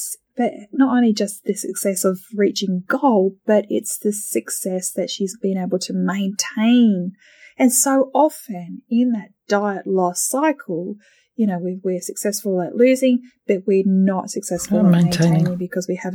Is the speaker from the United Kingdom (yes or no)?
no; Australia; now in Thailand; being Australian